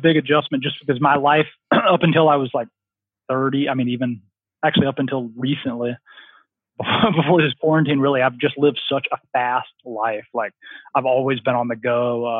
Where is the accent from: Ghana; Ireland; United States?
United States; the South; I just like love growing up in the South, I was just always outside and I just loved being outside.